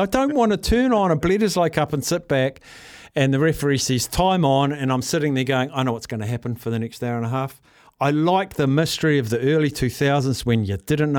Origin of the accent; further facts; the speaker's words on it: Palmerston North, Manawatū-Whanganui, New Zealand; now in Auckland, New Zealand; My hometown, Palmerston North